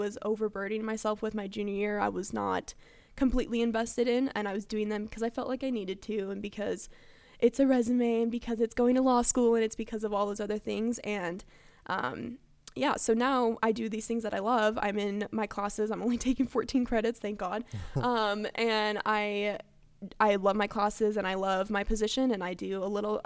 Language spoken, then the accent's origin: English; Coeur d'Alene, Idaho, United States; also born or lived in California; I'm actually originally from California, but I moved to Idaho for fourth grade and on.